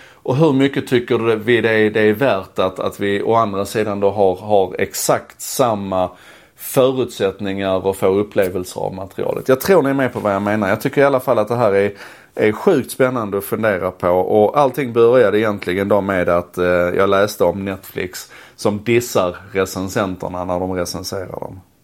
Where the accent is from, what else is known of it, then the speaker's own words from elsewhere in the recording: Malmö, Skåne, Sweden; När jag växte upp i Malmö